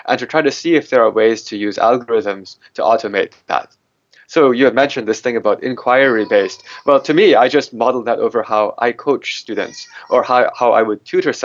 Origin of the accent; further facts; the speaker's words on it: United States; I'm an American mathematician.